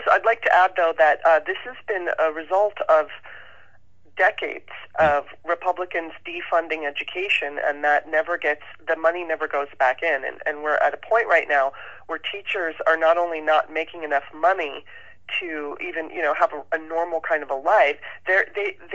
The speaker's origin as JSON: {"language": "English", "region": "Southern California", "country": "United States", "tie": "born or raised there", "also_born_or_lived": "Baltimore, Maryland", "said": "I grew up in Southern California and went to public school"}